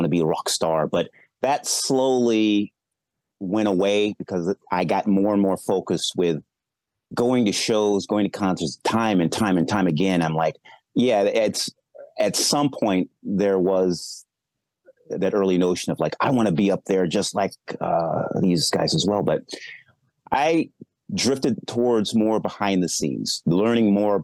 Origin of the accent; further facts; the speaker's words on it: Midwest, United States; I'm from the Midwest